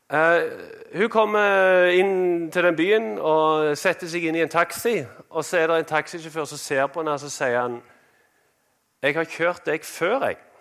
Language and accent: Norwegian; Norway; moved away as an adult; vi kom fra Norge